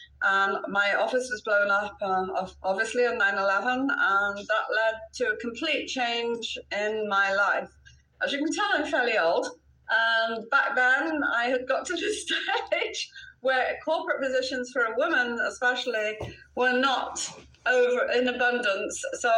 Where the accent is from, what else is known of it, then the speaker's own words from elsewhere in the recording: Wales, United Kingdom; now in United States; Okay, so I, as you can hear from my accent, I'm a Brit.